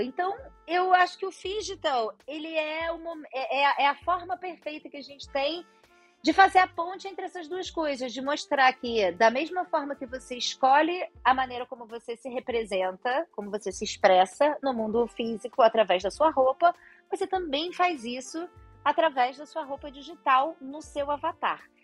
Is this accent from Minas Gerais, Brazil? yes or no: no; Rio de Janeiro, Brazil; Eu sou carioca da gema, passei aqui metade da vida Copacabana, metade da vida em Ipanema